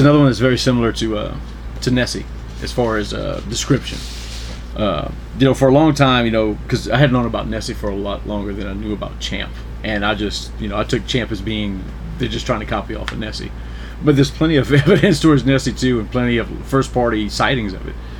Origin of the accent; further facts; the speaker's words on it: New Iberia, Louisiana, United States; I'm from New Iberia, Louisiana. That's my hometown